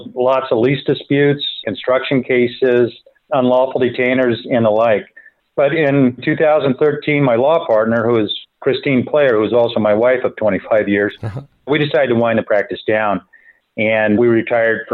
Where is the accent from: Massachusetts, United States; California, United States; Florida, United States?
California, United States; San Francisco Bay Area; also born or lived in San Diego, United States; I grew up in the San Francisco Bay Area